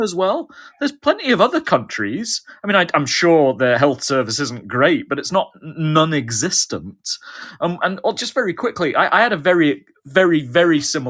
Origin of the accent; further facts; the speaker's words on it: Scotland, United Kingdom; I'm a Scotsman.